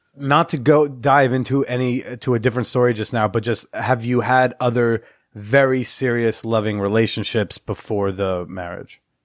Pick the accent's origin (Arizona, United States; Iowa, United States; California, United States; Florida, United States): Iowa, United States; also born or lived in New Jersey / Pennsylvania; I was raised in Iowa